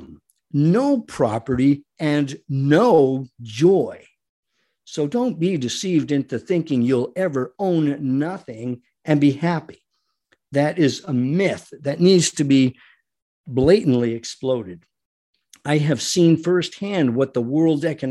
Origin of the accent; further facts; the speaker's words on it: United States; We as Americans